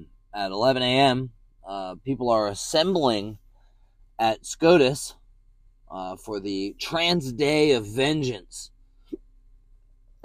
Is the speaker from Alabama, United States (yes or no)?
no; Washington, District of Columbia, United States; my hometown, the city I was born in. The great nation's capital, Washington, District of Columbia